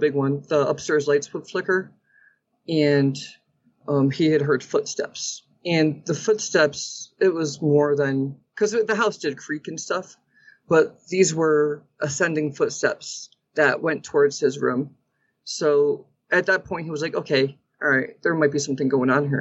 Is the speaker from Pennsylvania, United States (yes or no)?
no; Derby, Connecticut, United States; now in New Mexico, United States; So I grew up in Connecticut and in a small town called Derby